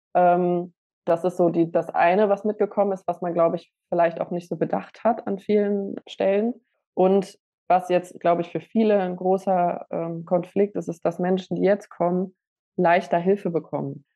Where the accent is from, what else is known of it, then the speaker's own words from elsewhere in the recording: Essen, North Rhine-Westphalia, Germany; ich bin jetzt im Essener Süden aufgewachsen